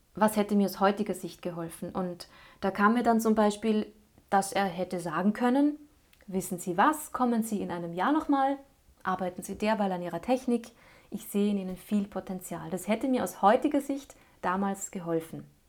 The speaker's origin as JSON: {"language": "German", "town": "Linz", "region": "Upper Austria", "country": "Austria", "tie": "born or raised there", "said": "Linz blieb ja trotz allem meine Heimatstadt"}